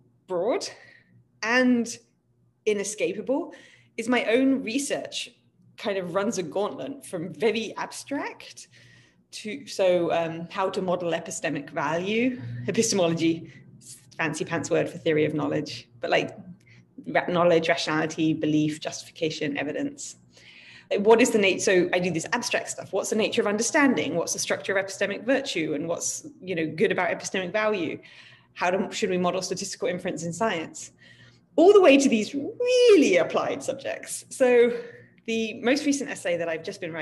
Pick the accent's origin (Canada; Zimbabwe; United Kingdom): United Kingdom; I'm from Britain